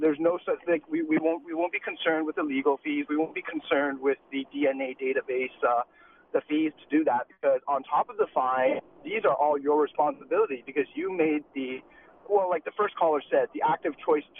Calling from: Mississauga, Ontario, Canada; I'm actually calling from Mississauga, but I do agree with you.

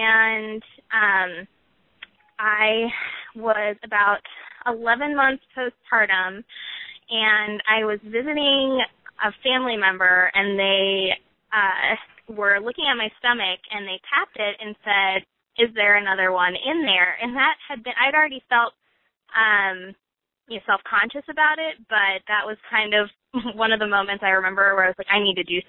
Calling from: Pikeville, North Carolina, United States; Yes, I'm in Pikeville, North Carolina.

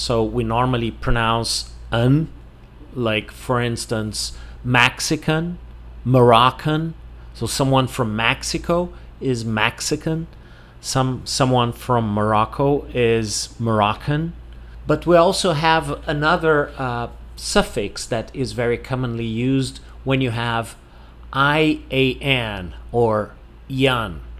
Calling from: Porto Alegre, Rio Grande do Sul, Brazil

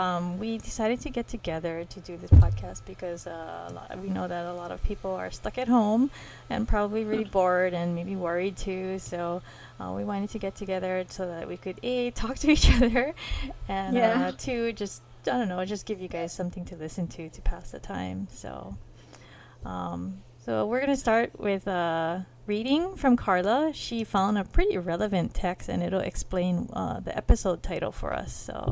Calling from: Hawaii, United States; I am calling in from Hawaii

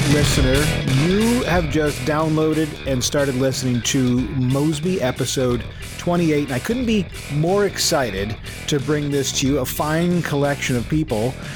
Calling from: Mississauga, Ontario, Canada; I'm calling in from Mississauga, Ontario.

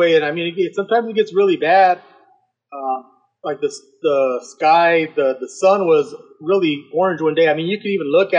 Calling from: Pueblo, Colorado, United States; I live in Colorado. I live in Pueblo.

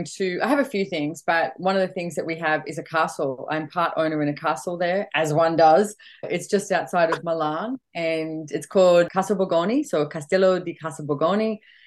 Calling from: Queensland, Australia; I'm actually calling from Bridgian Beach in Queensland, so I'm home for a short period of time.

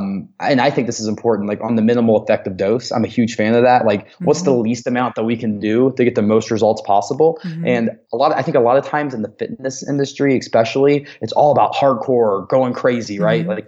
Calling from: Denver, Colorado, United States; Like right now, obviously I'm calling you from Denver

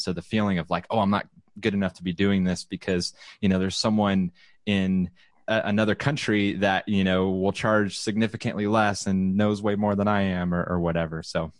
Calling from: Round Rock, Texas, United States; I am broadcasting from Round Rock, Texas, which is in the Austin, Texas area.

